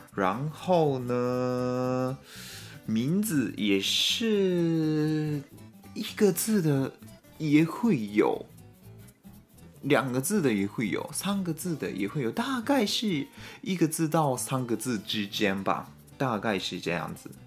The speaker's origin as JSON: {"language": "Chinese", "country": "Japan", "said": "我们日本人的名字，很多都是汉字"}